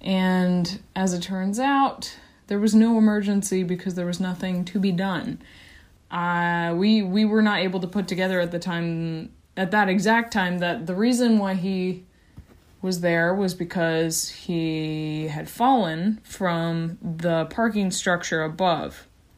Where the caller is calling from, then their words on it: California, United States; I'm a listener from California.